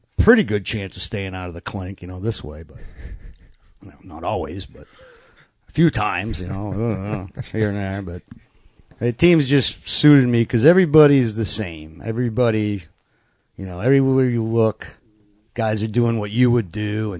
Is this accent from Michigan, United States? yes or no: no; New Hampshire, United States; I'm from New Hampshire